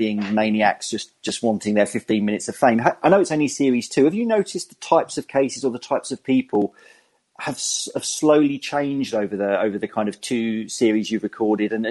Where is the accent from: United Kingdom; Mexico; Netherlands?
United Kingdom; England; accent: English; my English accent